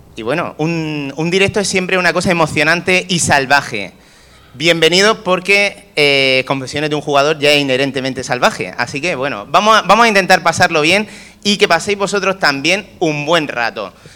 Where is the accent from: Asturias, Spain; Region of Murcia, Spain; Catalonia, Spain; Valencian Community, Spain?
Region of Murcia, Spain; nosotros murcianos